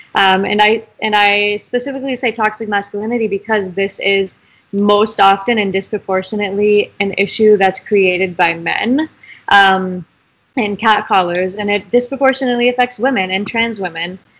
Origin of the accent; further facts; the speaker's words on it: Idaho, United States; I'm from Idaho. I don't know if we mentioned that yet, which is uh, not the bluest state out there. Um, so growing up here has been a really interesting dynamic